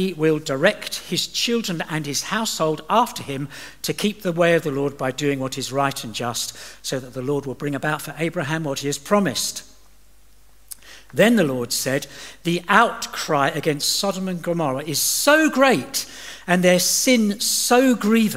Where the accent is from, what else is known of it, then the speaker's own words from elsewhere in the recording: England, United Kingdom; moved away as an adult; also born or lived in Dubai / Doha; I'm from England